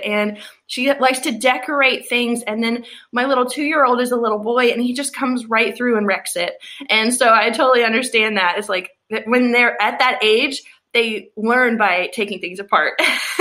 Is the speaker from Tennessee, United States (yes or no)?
yes; Tennessee, United States; I'm from Tennessee